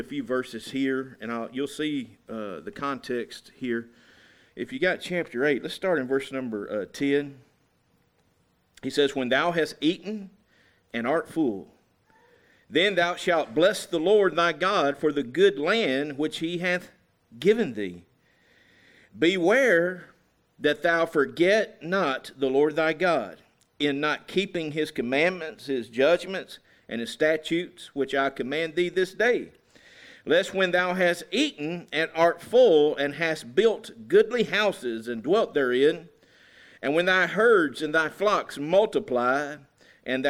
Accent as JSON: {"language": "English", "country": "United States", "said": "I'm so thankful that I'm an American today."}